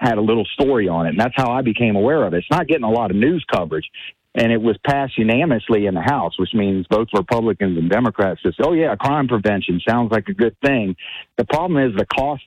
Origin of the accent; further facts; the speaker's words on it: Baton Rouge, Louisiana, United States; I'm from Baton Rouge